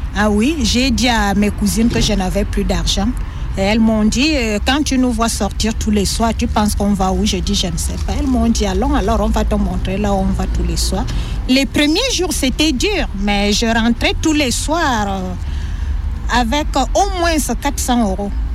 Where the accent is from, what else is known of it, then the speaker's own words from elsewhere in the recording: Cameroon; moved away as an adult; now in Lyon, France; Je viens du Cameroun. Je suis là depuis 8 ans